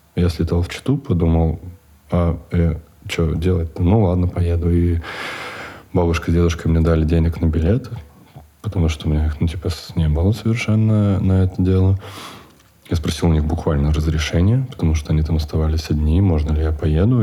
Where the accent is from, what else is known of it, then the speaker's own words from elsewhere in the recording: Chita, Zabaykalsky Krai, Russia; moved away as an adult; я вырос в Чите до 25, 25 почти лет я жил в Чите